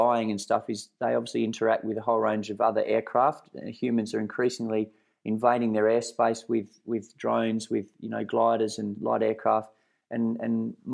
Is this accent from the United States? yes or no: no; Perth Hills, Western Australia, Australia; in the Perth Hills here where I grew up